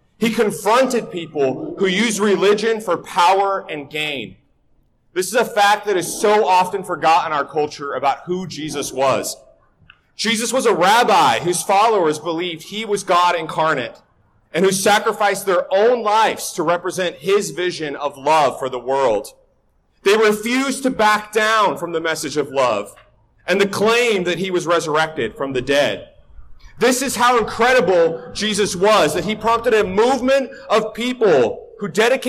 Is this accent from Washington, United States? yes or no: yes; Northwest Washington, United States; I'm from Northwest Washington, so this is my weather